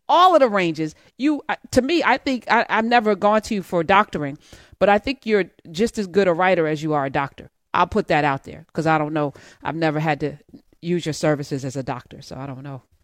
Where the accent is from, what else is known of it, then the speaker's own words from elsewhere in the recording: East Orange, New Jersey, United States; I'm from East Orange